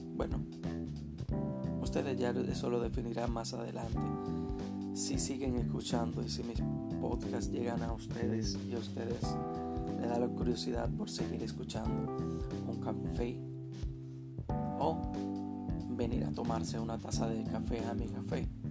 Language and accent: Spanish; Dominican Republic; Soy de República Dominicana